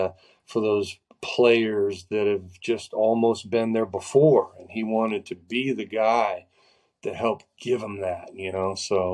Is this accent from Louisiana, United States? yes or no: no; Florida, United States; So I'm from Florida, so we'll get to see a lot of family and stuff